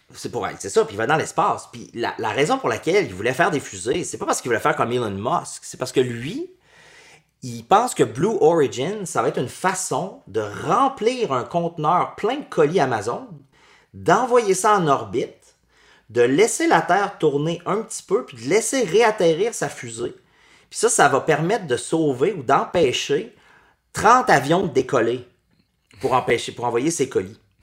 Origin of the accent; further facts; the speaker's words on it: Quebec, Canada; moved away as an adult; also born or lived in France / New York / San Francisco; j'ai quitté le Québec pendant 16 ans. Je suis revenu il y a juste deux ans.